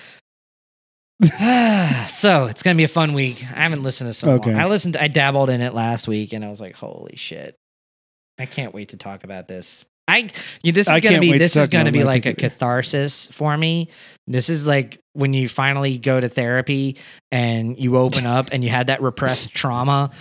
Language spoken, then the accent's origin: English; Louisiana, United States; growing up in Louisiana